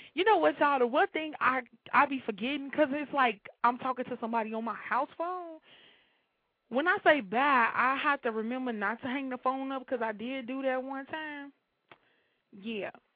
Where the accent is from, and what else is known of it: Chicago, Illinois, United States